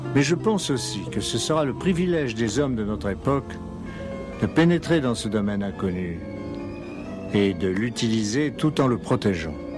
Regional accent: Troyes, Grand Est, France; moved away; also born or lived in Paris; je suis née à Paris et j'ai grandi en Champagne à Troyes

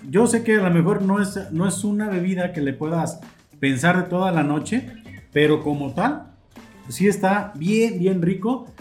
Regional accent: Mexico; como mexicano

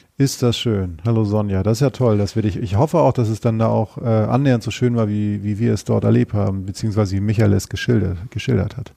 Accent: Northern Germany, Germany; now in Cologne, Germany; ich aus Norddeutschland stamme

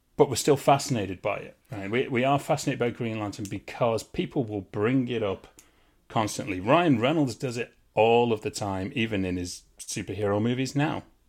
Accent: England, United Kingdom; I'm English.

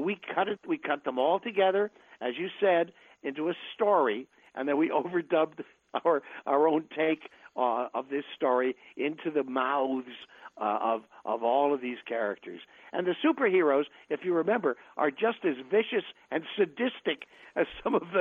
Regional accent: New York, United States; when I was a kid growing up in New York

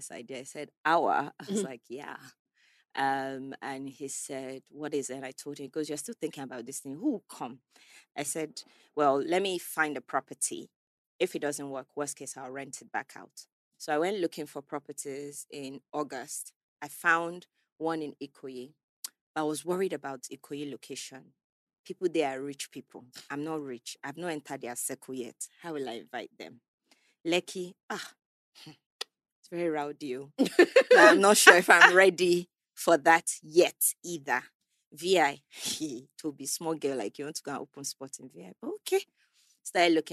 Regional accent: England, United Kingdom; moved away as an adult; now in Nigeria; Growing up in England

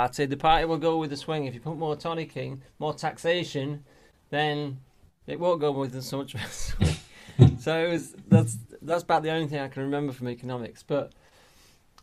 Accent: Melton Mowbray, East Midlands, United Kingdom; moved away as an adult; also born or lived in Leeds / London; we moved from Leeds down to Melton Mowbray in Leicestershire when I was like nine, and then I sort of grew up mainly there till I went off to uni and then down to London.

